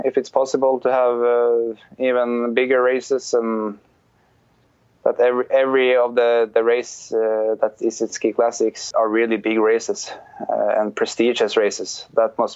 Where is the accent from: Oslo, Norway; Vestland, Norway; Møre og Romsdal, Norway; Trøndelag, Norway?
Trøndelag, Norway; Trondheim; moved away as an adult; I was born there and lived there till I was 28.